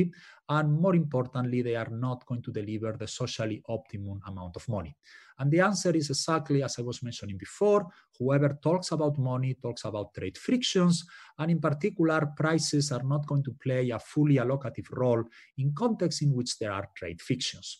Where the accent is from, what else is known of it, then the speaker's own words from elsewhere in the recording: Spain; moved away; I'm from Spain originally